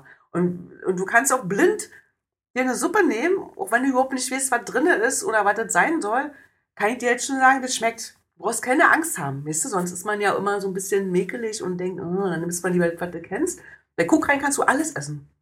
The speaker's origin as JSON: {"language": "German", "town": "Oranienburg", "region": "Brandenburg", "country": "Germany", "tie": "born or raised there", "said": "alle meine Plätze meiner Jugend und meiner Kindheit in Oranienburg sind weg"}